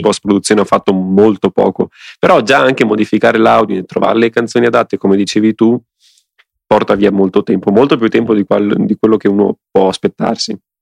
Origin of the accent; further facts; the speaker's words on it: Venetian Lagoon, Veneto, Italy; sul mio paese, in pratica sulla laguna, eh, che è, che sta dietro al mio paese, che è que-, la stessa laguna di Venezia